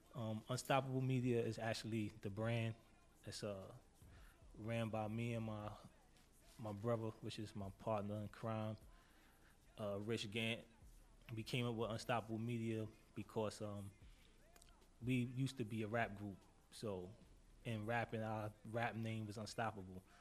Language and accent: English; New York City, New York, United States; I'm from Harlem.